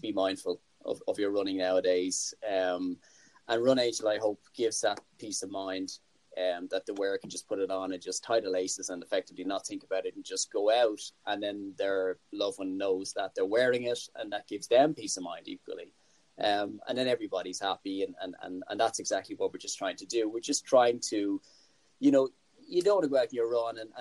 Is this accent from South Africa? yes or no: no; Ireland; as an Irishman